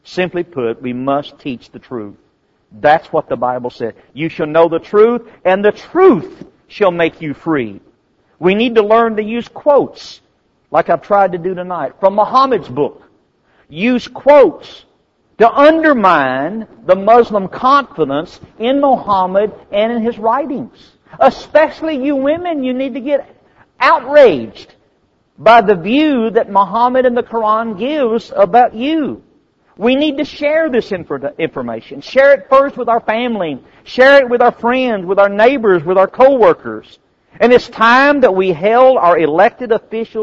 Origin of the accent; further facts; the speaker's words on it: United States; As an American